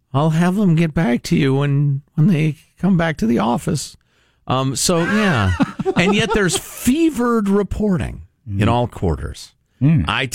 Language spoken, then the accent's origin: English; Midwest, United States; I'm a Midwesterner.